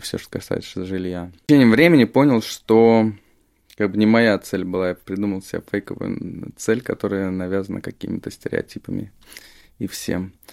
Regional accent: Moscow, Russia; Я из Москвы, да. Вот. У меня родители, они из Тбилиси вообще

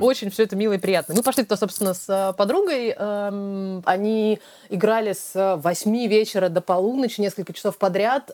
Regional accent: Russia; now in London, United Kingdom; мы из России

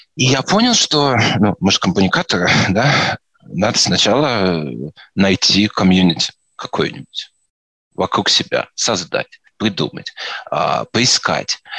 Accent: Moscow Oblast, Russia; also born or lived in Vladimir; я из Подмосковья

